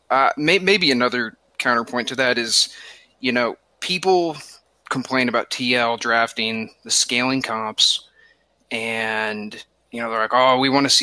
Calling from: Lexington, Kentucky, United States; Uh, Lexington, Kentucky.

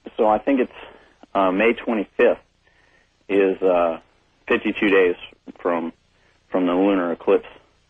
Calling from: Merced, California, United States; I'm calling from Merced, California.

